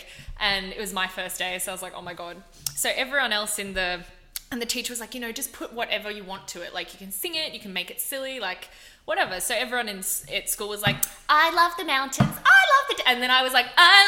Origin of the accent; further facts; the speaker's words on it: Gold Coast, Queensland, Australia; moved away; the main school that I went to for most of my like primary school and high school years was Marymount College on the Gold Coast